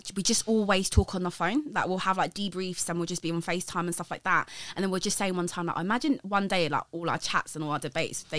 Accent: Surrey, South East England, United Kingdom; I grew up in Surrey

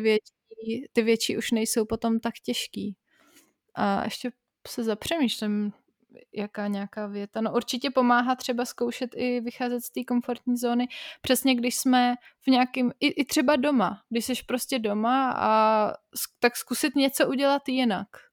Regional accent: Prague, Czechia; moved away; also born or lived in Bavaria; pro Pražáky je těžký uh, nutit se do spisovné češtiny

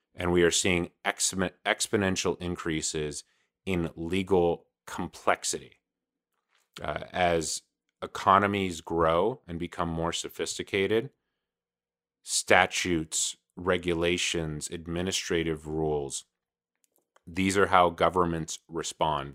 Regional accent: Los Angeles, California, United States; I'm from Los Angeles, California

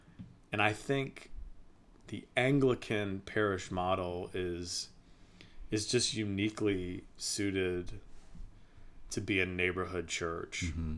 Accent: Virginia, United States; It's very different than growing up in Virginia.

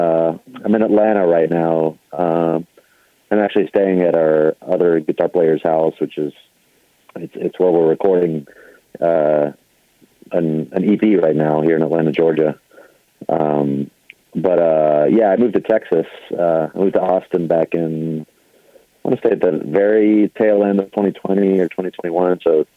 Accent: Argentina; moved away; I'm originally from Argentina. We moved here back in the 80s.

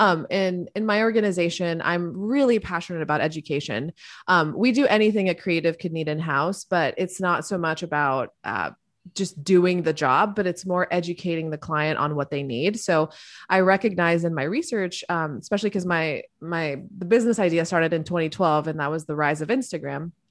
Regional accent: Miami, Florida, United States; I grew up in Miami, Florida

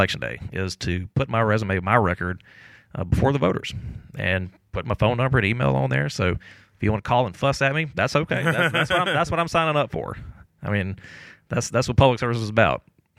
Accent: Jackson, Mississippi, United States; I'm born and raised in South Jackson. I was born at Davis Hospital, so for the first 12 years of my life, I lived off of McDowell Road.

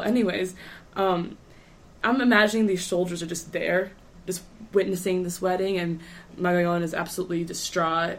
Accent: Philippines; I'm Filipino.

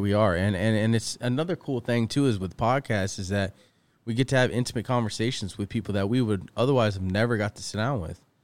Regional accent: east coast of Florida, United States; now in California, United States; I'm from the east coast of Florida

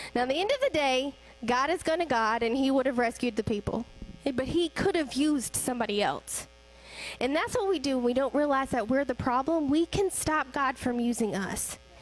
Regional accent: the South, United States; I grew up here in the South

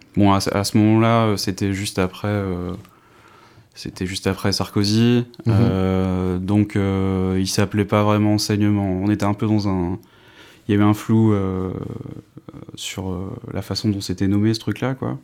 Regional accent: north-east France, France; now in Dijon, France; j'habite euh, à Dijon, mais je suis originaire du nord-est de la France

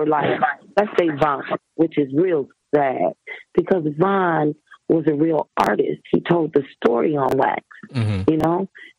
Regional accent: Atlanta, Georgia, United States; also born or lived in Gary, Indiana; I was raised in Atlanta.

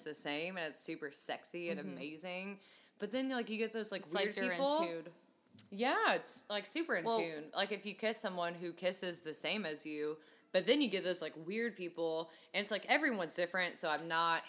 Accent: Kentucky, United States; I'm from Kentucky

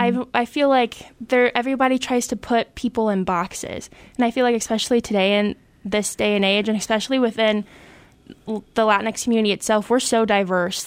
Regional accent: Clayton, Ohio, United States; lived from a little suburb in Dayton called Clayton, Ohio

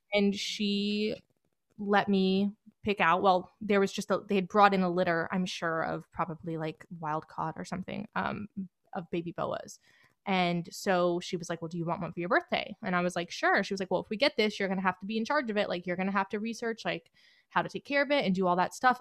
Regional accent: Marietta, Georgia, United States; I'm from the Metro Atlanta area, Marietta

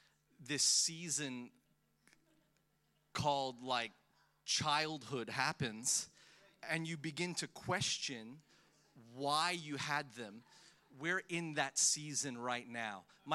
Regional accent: Melbourne, Victoria, Australia; also born or lived in Philippines; I was born in the Philippines. I have massive identity issues. I don't know where I'm from. I moved to Melbourne when I was 10 years old. At the age of 10, I came from the Philippines and moved to Melbourne

